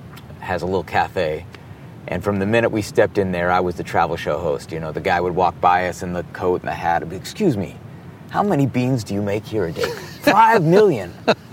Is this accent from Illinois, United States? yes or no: yes; Peoria, Illinois, United States; Illinois, Peoria, Illinois.